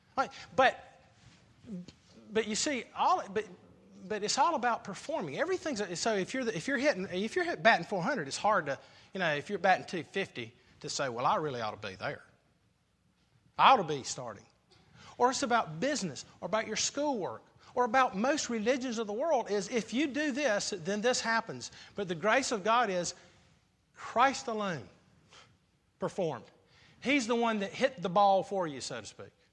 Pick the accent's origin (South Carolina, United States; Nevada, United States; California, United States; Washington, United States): South Carolina, United States; I grew up in South Carolina